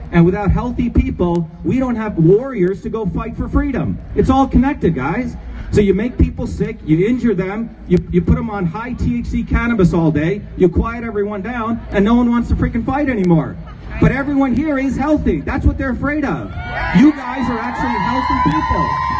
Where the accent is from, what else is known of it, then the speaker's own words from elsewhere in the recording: India; When I grew up in India, you'd have these politicians, Hindu politicians, who'd go among Hindus and Muslims who are living well